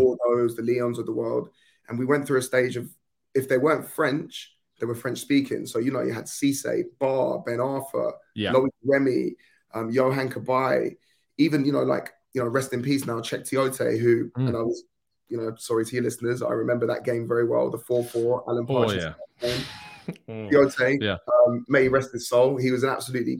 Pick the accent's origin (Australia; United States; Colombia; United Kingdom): United Kingdom; South East England; I grew up mostly in the southeast of England, as you can probably tell by my accent.